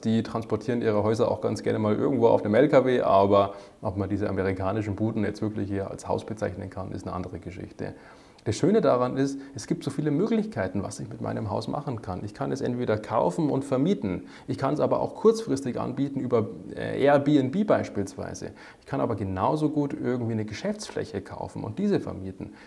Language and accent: German; Germany; bei uns in Deutschland